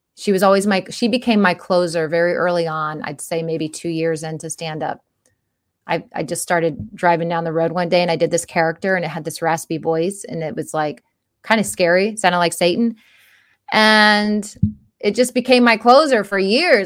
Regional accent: Florida, United States; growing up in Florida

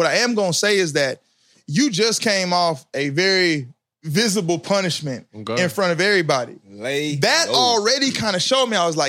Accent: Huntsville, Alabama, United States; But, you know, I'm from Alabama, though. What part? I'm from Huntsville.

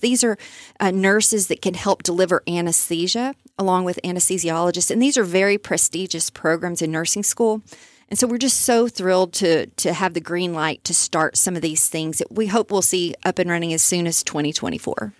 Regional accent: Overton, Texas, United States; I grew up in Overton, so I, I know a lot about East Texas

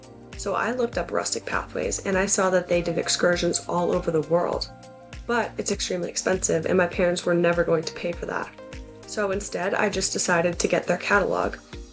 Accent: Massachusetts, United States; So I grew up in the Boston area, and when I was young, we moved around a lot.

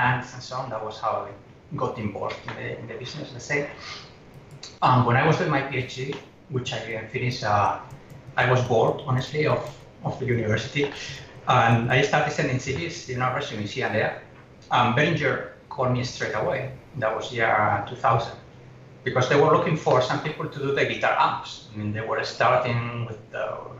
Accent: Oviedo, Asturias, Spain; moved away as an adult; also born or lived in Germany / England; now in Hong Kong; it's a small city in the north called Oviedo. You know, like Atlantic side. It's not one of famous cities. Just a tiny, well, tiny for the, 200,000 people living there. And I had my whole life there

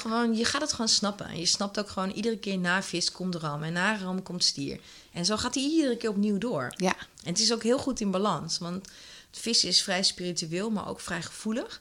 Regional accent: Netherlands; als Nederlanders zijn we wel eh, heel erg, ehm, ja, toch wel een soort van down to earth.

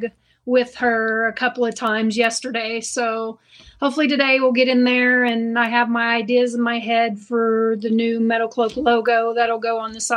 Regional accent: Oklahoma, United States; I'm from Oklahoma.

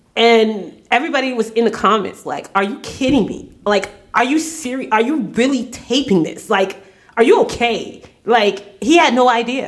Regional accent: Washington, District of Columbia, United States; I grew up in Southeast DC. Not, and I'm not talking about Capitol Hill. I'm talking about Anacostia

